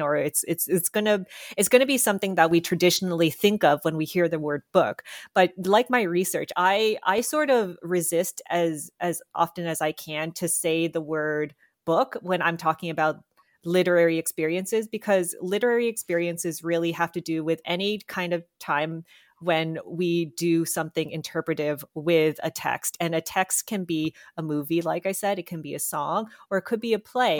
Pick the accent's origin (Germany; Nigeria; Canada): Canada; I am Filipina-Canadian